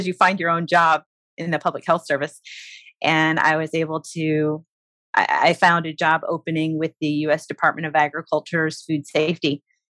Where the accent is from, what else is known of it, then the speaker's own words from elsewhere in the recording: Illinois, United States; moved away as an adult; also born or lived in Biloxi, Mississippi / Panama City, Florida; I'm from Illinois